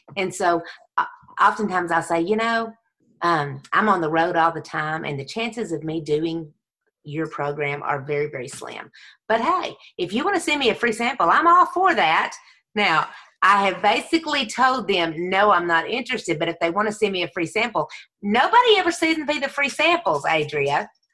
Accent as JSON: {"language": "English", "region": "Texas", "country": "United States", "tie": "born or raised there", "said": "Texas raised, Jesus saved"}